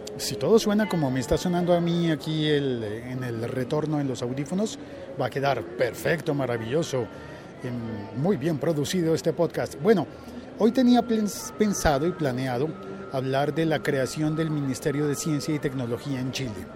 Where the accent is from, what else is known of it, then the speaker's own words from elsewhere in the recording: Colombia; se supone que en mi país no hay, no hay estaciones